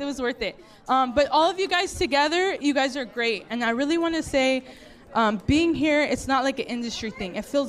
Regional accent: Buena Park, California, United States; I'm from Buena Park.

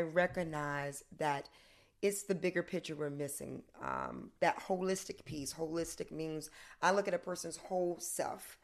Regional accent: the South, United States; moved away; also born or lived in Connecticut; I'm from the South

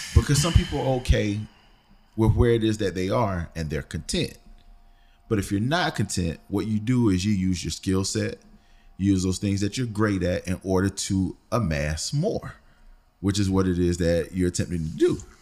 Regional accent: Philadelphia, Pennsylvania, United States; I'm from Philly

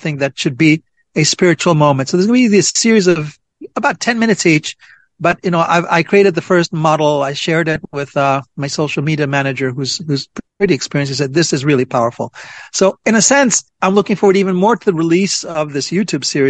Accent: Jerusalem, Jerusalem District, Israel; I am originally from Jerusalem

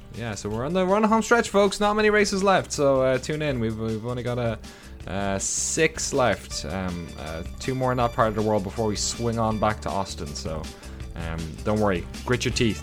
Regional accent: Ireland; now in United States; my hometown in Ireland

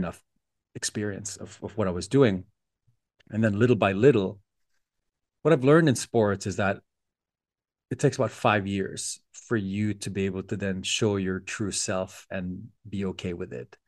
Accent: Philippines; our house in the Philippines

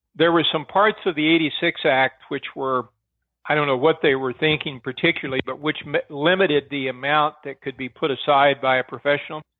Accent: Arkansas, United States; I came from Arkansas. In Arkansas, my dad was a county sheriff

